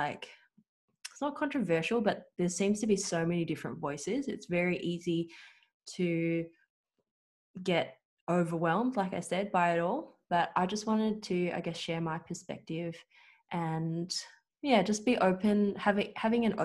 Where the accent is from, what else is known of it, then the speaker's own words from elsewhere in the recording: Australia; Australian-born Chinese, you could say. So I was born here in Australia